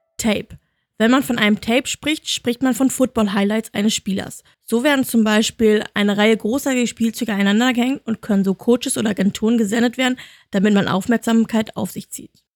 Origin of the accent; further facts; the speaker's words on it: Germany; Bei uns in Deutschland